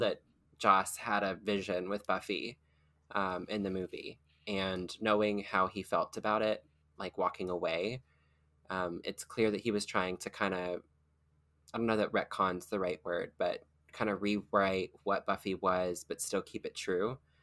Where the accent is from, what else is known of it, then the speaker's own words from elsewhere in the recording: rural Kentucky, United States; I was, like, rural Kentucky